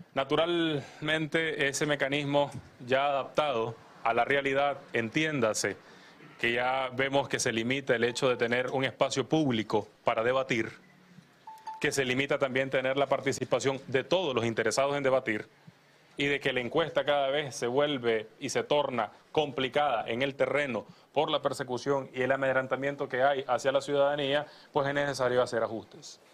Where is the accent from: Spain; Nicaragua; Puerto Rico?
Nicaragua; como nicaragüenses